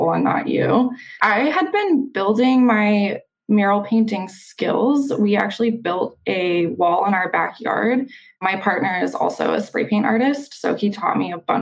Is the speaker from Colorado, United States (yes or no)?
yes; Denver, Colorado, United States; moved away as an adult; also born or lived in Seattle; now in Washington, United States; I grew up in Denver